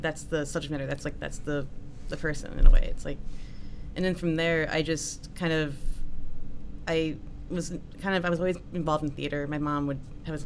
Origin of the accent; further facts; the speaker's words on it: Southfield, Michigan, United States; I'm from Southfield.